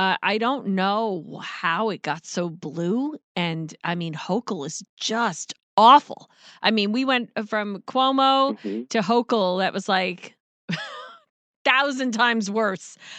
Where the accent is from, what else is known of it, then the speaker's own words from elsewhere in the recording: New Yorker, United States; me being a New Yorker